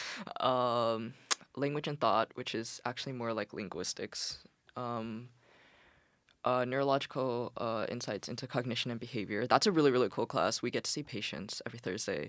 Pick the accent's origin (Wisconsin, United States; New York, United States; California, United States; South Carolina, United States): California, United States; Bay Area; moved away; I'm from the Bay Area